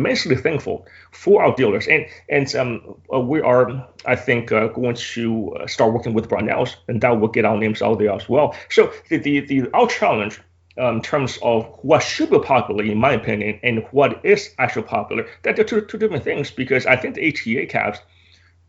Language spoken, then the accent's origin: English; United States; I'm American